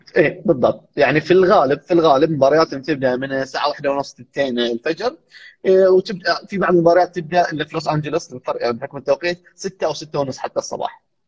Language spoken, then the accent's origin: Arabic; Saudi Arabia; also born or lived in United States; عندنا في السعوديه